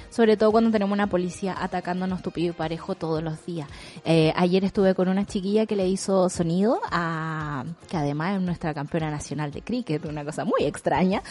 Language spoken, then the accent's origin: Spanish; Chile